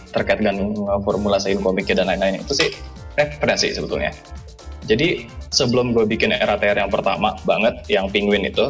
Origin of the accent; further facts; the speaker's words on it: Bekasi, West Java, Indonesia; Jadi itu itu lagi masa-masa ya gue kan gue kan Bekasi kan gue asli Bekasi